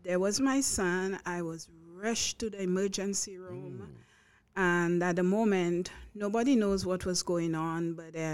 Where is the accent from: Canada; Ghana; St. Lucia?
St. Lucia; now in Long Island, United States; I'm from St. Lucia. It's a Caribbean island. One would say it's a small Caribbean island. I say it's as big as our heart